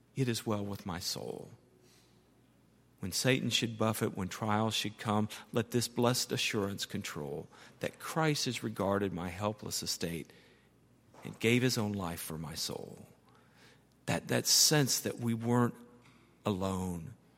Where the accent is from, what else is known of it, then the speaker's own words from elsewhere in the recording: United States; I'm an American